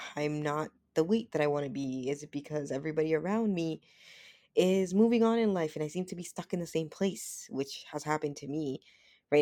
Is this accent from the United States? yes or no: no; Dominican Republic; moved away; I was born in the Dominican Republic